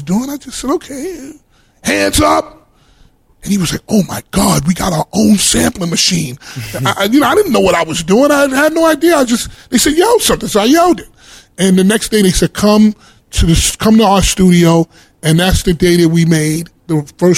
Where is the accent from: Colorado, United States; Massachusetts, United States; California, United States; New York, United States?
New York, United States; New York City; I'm from Harlem.